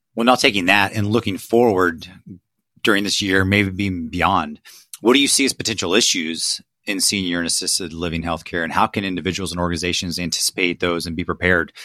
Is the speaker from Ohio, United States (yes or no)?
yes; Ohio, United States; I'm from Ohio